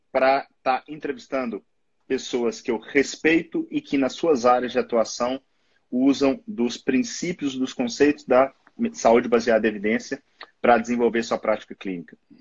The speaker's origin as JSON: {"language": "Portuguese", "town": "Belo Horizonte", "region": "Minas Gerais", "country": "Brazil", "said": "Eu sou clínico geral e nefrologista aqui de Belo Horizonte, sou mineiro"}